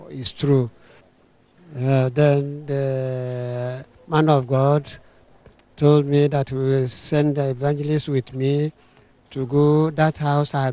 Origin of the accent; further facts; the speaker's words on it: Abia, Nigeria; I come from Abia State.